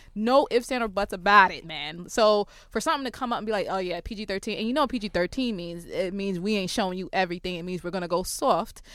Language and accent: English; New York City, New York, United States; I, I'm from Brooklyn